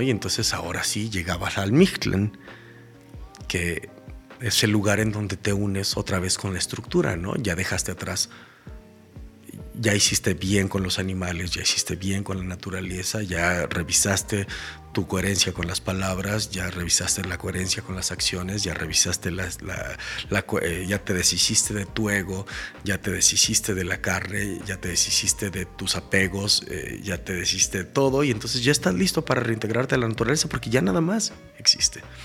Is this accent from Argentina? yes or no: no; Mexico; como mexicanos